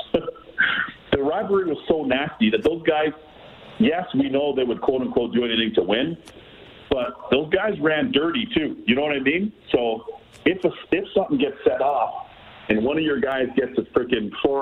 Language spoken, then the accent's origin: English; Toronto, Ontario, Canada; I was a young kid growing up in Toronto